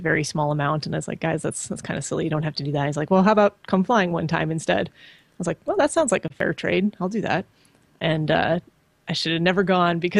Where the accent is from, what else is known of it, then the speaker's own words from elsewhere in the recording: just outside of Chicago, Illinois, United States; I grew up in just outside of Chicago